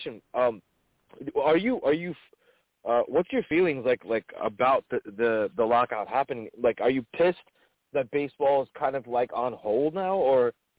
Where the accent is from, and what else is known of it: Parsippany, New Jersey, United States; born or raised there